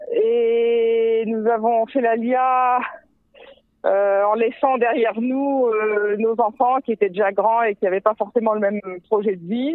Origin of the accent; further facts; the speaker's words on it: France; now in Israel; je viens de France